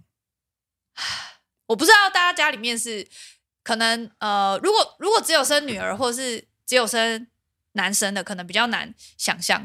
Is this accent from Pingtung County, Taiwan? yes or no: yes; Pingtung, Pingtung County, Taiwan; now in Taipei, Taiwan; 我们家因为小时候我们在屏东长大